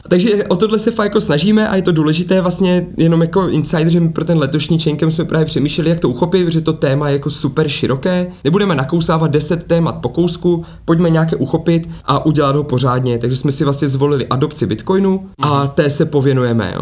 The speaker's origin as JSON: {"language": "Czech", "town": "Ostrava", "region": "Moravian-Silesian Region", "country": "Czechia", "moved": "yes", "said": "jsem původně z Ostravy, ať jsem jako žil roky různě, různě bokem"}